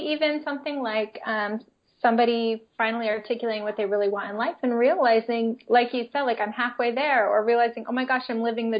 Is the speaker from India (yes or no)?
no; Philippines; also born or lived in United States; I grew up in the Philippines. I was never Filipino, right? And I wanted to be a lot of times so I could fit in and understand. But when I went back to the U.S., even just for a visit, I was no longer American either.